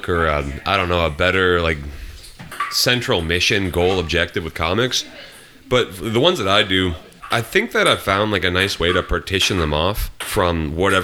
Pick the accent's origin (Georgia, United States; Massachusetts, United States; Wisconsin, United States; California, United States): Wisconsin, United States; Watertown; also born or lived in Spotsylvania, Virginia / Arlington, Virginia; growing up in Watertown, Wisconsin